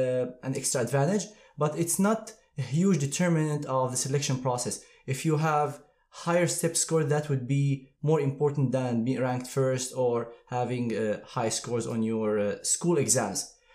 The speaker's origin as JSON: {"language": "English", "country": "Syria", "also_born_or_lived": "Aleppo", "moved": "as an adult", "lives_now": "United States", "said": "I'm originally from Syria. I went to Aleppo Medical School"}